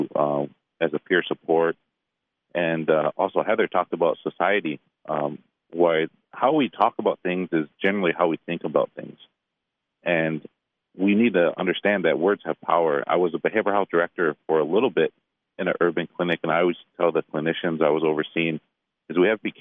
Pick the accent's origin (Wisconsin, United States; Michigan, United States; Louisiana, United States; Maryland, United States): Michigan, United States; Detroit; I'm from Detroit